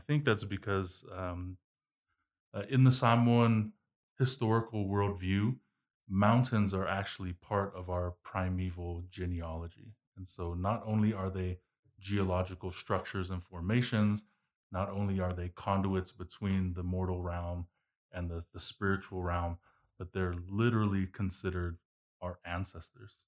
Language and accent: English; Honolulu, Hawaii, United States; accent: American; also born or lived in New Zealand / Utah / Brazil; now in West Valley City, United States; I was born in New Zealand, uh, grew up in, uh, Honolulu, Hawaii, uh, as well as here in Utah